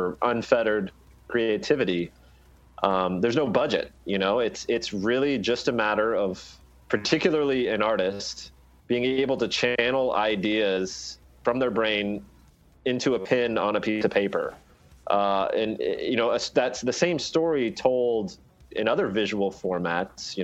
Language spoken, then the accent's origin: English; United States; As an American